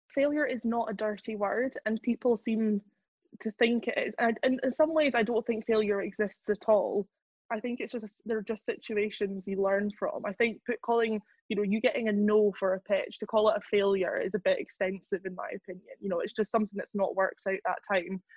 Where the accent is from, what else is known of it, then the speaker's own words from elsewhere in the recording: Scotland, United Kingdom; also born or lived in Edinburgh / London; I grew up in like back swampy Lothian here in Scotland